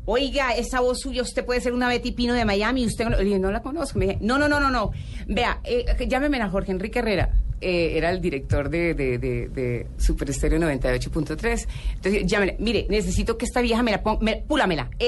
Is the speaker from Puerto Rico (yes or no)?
no; Colombia; Entonces yo soy paisa, llanera, bogotana y colombiana.